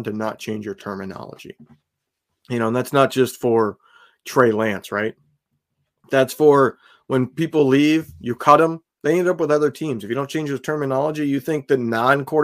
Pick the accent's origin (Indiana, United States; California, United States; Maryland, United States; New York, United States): Indiana, United States; now in Pennsylvania, United States; I grew up in Indiana. I live in Pennsylvania.